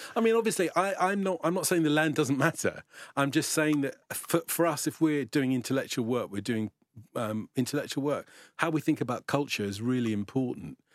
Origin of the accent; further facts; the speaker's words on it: London, United Kingdom; I grew up, I grew up in North London, so I was born in East London